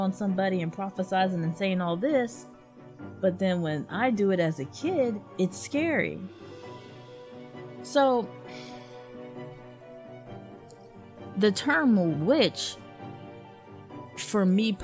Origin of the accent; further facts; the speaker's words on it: the South, United States; Growing up in the South, especially when you have a very religious Southern family